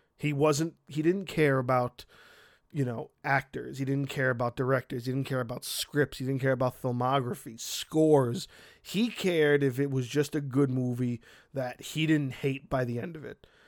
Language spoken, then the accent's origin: English; New York City, New York, United States; the dude who owned the video store around the corner from my house when I grew up in Brooklyn